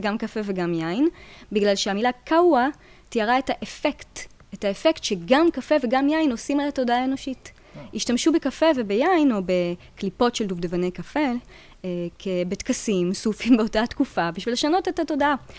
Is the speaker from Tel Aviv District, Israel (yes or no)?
yes; Tel Aviv, Tel Aviv District, Israel; moved away as an adult; also born or lived in Jerusalem; now in Paris, France; אני במקור תל אביבית